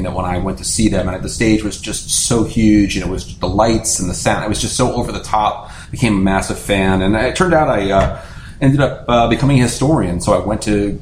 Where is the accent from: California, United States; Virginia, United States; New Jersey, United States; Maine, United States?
New Jersey, United States; I grew up in New Jersey, and like a lot of New Jersey kids